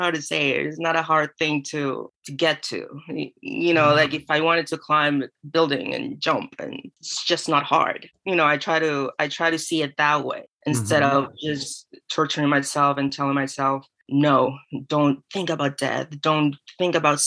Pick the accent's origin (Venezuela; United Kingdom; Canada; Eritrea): Venezuela; moved away as an adult; also born or lived in California / Florida; now in St. Petersburg, United States; I'm from Venezuela. I lived there till I was 17.